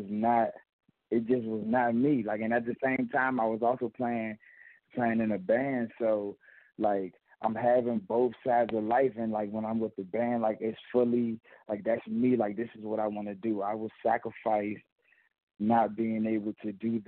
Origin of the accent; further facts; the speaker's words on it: Washington, District of Columbia, United States; also born or lived in Westmoreland, Jamaica; Originally, I'm from Washington, D.C. But I was back growing up, it was back and forth